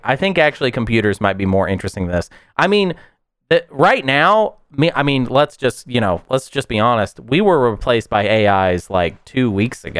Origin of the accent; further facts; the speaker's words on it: the South, United States; as a Southerner